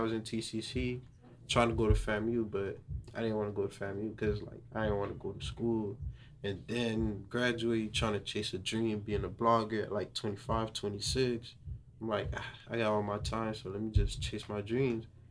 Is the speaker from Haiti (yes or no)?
yes; Haiti; also born or lived in Little Haiti, Miami; now in North Miami, United States; I was born in Haiti. I came here in 2007. Mm-hmm. Ever since I came here, I stayed in Little Haiti for like five years before I moved to North Miami